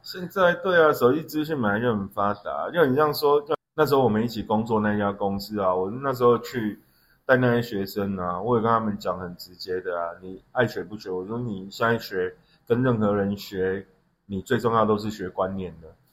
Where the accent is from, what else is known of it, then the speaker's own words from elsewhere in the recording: Yunlin County, Taiwan; moved away; also born or lived in Xinzhuang, New Taipei; 我们那边有一另外一个小镇叫土库